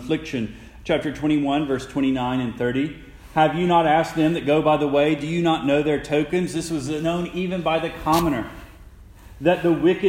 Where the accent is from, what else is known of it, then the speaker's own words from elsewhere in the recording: Jackson, Mississippi, United States; I'm from Jackson, Mississippi.